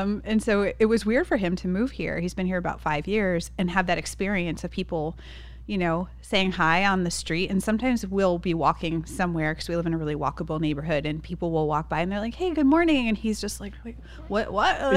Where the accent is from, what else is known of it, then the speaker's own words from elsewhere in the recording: Massachusetts, United States; now in San Diego, United States; I'm from the East Coast, so from Massachusetts, Northeast